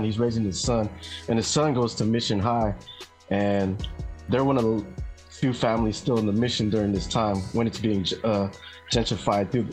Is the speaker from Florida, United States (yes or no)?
no; San Francisco, California, United States; born and raised in San Francisco